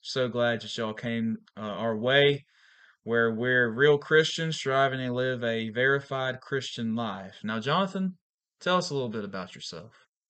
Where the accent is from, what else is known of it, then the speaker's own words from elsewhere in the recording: Valdosta, Georgia, United States; moved away as an adult; also born or lived in Pensacola, Florida; now in Archibald, Louisiana, United States; I'm from Valdosta, Georgia, originally.